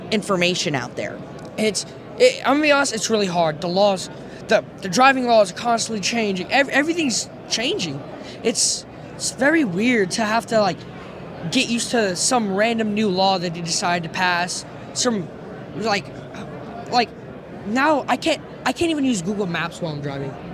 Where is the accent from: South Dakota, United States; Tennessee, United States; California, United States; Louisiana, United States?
Louisiana, United States; Lafayette; I'm from Louisiana.